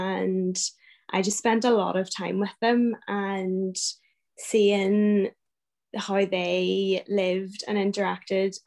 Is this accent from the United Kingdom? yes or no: yes; Newtownards, Northern Ireland, United Kingdom; also born or lived in Belfast / Ards Peninsula; I grew up in Newton Ards and went to school in Belfast